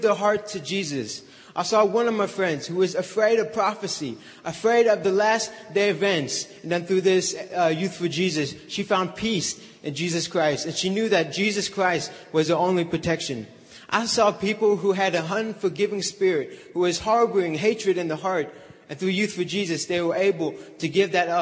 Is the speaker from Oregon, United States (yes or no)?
no; Southern Indiana, United States; I'm from Southern Indiana.